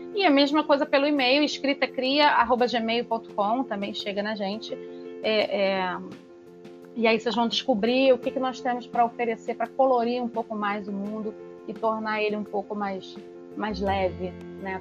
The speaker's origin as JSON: {"language": "Portuguese", "region": "Rio de Janeiro", "country": "Brazil", "said": "Eu sou carioca suburbana, eu sou de Pilares, no Rio"}